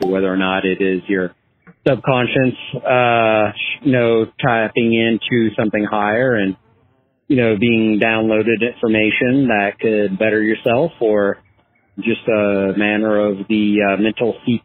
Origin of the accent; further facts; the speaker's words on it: Southern California, United States; moved away; my hometown in Southern California